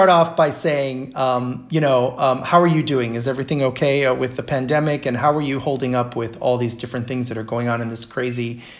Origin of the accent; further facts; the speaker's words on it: Washington, District of Columbia, United States; I'm a native Washingtonian as well. I was born in Georgetown.